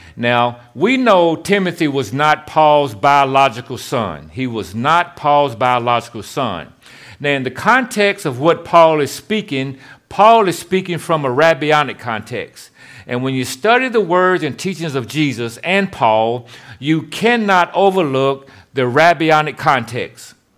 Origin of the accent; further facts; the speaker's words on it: Shelbyville, Tennessee, United States; now in Memphis, United States; I live in Memphis, Tennessee, but I'm from Shelbyville, Tennessee.